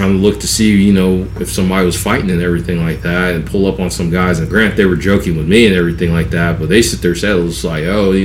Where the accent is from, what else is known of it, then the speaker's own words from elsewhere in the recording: West Coast, United States; also born or lived in Atlanta, Georgia; now in South Georgia, United States; I'm not from Georgia at all. Like, I'm from the West Coast